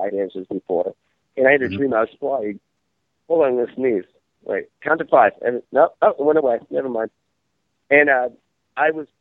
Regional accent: Maine, United States; I'm from Maine

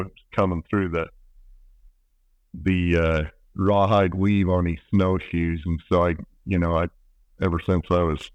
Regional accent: Manti, Utah, United States; I grew up farming down in Central Utah

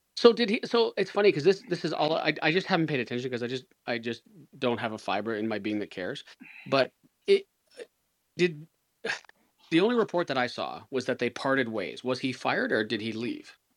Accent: Canada; as a Canadian

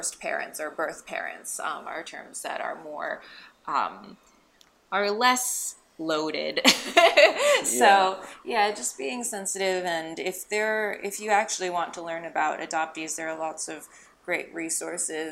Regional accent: Alexandria, Virginia, United States; now in Los Angeles, United States; I grew up in Alexandria, Virginia, so just outside of DC

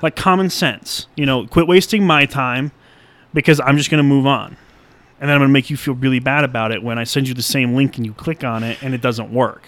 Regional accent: Colorado, United States; I was born and raised in Colorado

